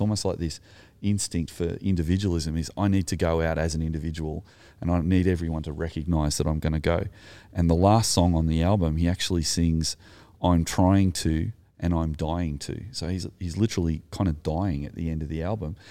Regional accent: Sutherland Shire, New South Wales, Australia; I'm Anglo, I'm from the Sutherland Shire

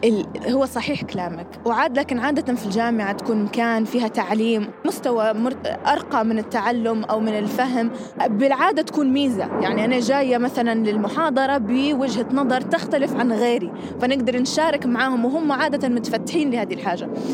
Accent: Fairfax County, Virginia, United States; انولدت هنا وكبرت هنا

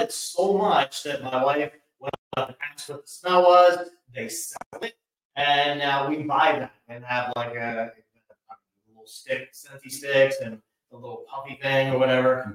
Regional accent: Delaware, United States; moved away as an adult; also born or lived in East Coast; now in Hampton Roads, Virginia, United States; I'm originally from Delaware, moved up and down the East Coast a bit with my career

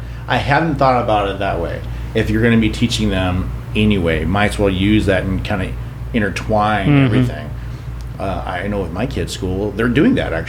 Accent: Midwest, United States; moved away; When I was growing up, I grew up in the Midwest.

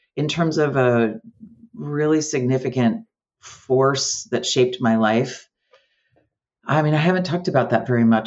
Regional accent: Amherst, Massachusetts, United States; also born or lived in Yonkers, New York / Eugene, Oregon; ended up in Amherst, Massachusetts. So that's where I lived. That's where I've been in Western Massachusetts most of my adult life and my young life

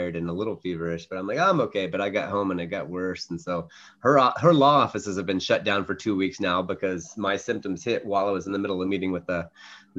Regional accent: northern West Virginia, United States; also born or lived in Atlanta, Georgia; I was born in Atlanta, Georgia, moved when I was three. We ended up settling about an hour south of Pittsburgh, Pennsylvania, in northern West Virginia, small town, a university town

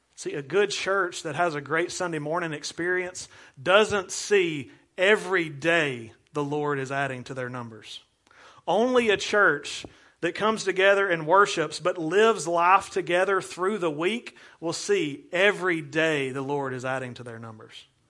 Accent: United States; as an American

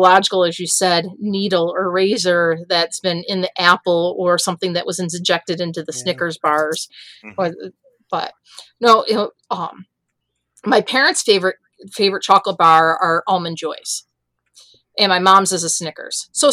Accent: Lima, New York, United States; I grew up in Lima, right on the Avon border

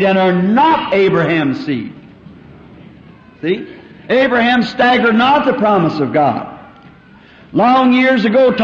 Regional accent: the South, United States; I'm a Southerner.

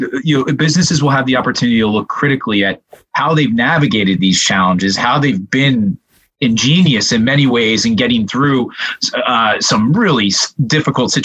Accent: Pennsylvania, United States; my home state of Pennsylvania

